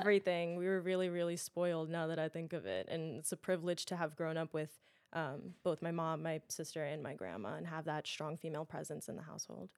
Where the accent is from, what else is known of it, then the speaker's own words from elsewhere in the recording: New York City, New York, United States; I'm born and raised in Queens, lived there